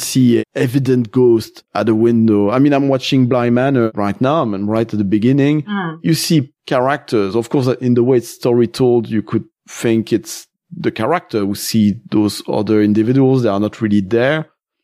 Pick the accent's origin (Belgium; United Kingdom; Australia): Belgium; I'm from Belgium.